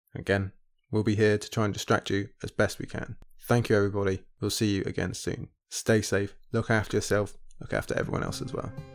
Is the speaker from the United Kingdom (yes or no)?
yes; United Kingdom; my home country over here in the U K